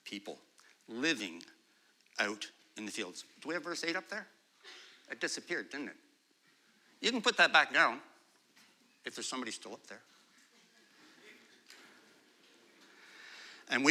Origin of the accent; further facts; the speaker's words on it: Pointe Claire area, Quebec, Canada; I grew up in Pinuff, right beside the church over there